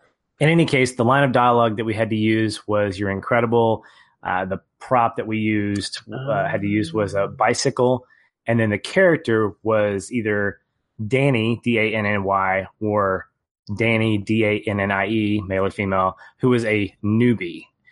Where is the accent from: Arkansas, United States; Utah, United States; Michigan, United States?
Arkansas, United States; Little Rock; I mean, I'm from Little Rock, Arkansas, so it's, yeah, whatever.